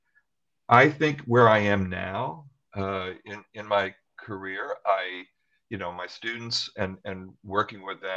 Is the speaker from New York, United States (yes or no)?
yes; Western New York, United States; I grew up in Western New York